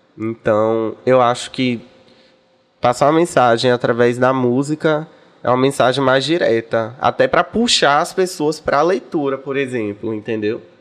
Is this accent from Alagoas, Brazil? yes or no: no; Salvador, Bahia, Brazil; also born or lived in Corrente, Piauí / Rio de Janeiro; eu me criei em Salvador. Eu vim pra aqui muito novinha, com minha mamãe.